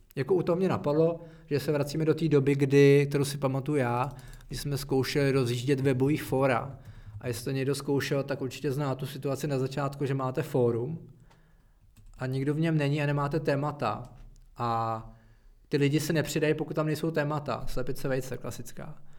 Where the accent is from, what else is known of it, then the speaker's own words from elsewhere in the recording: Czechia; my jsme Češi